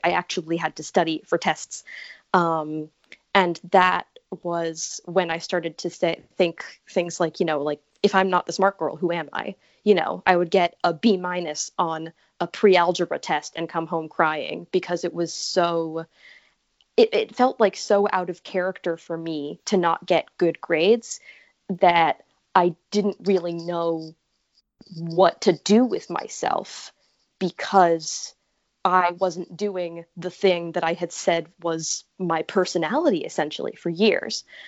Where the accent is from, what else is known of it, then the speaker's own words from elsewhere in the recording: Connecticut, United States; I am from Connecticut.